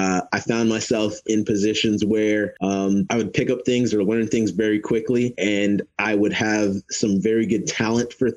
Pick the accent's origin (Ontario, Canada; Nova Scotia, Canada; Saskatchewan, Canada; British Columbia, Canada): Ontario, Canada; Toronto; also born or lived in Mississauga / Windsor; I was born and raised in Canada. I was born in Toronto, moved out to Mississauga when I was 16, and then moved out to Windsor when I was 22